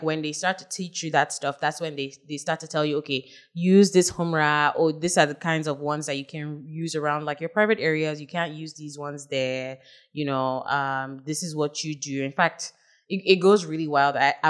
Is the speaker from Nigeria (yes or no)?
yes; Lafia, Nasarawa, Nigeria; I'm originally from Nasarawa State. I'm from Lafia North.